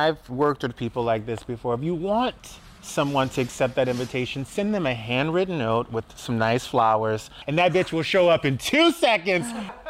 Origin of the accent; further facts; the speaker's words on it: the South, United States; moved away; I grew up in the South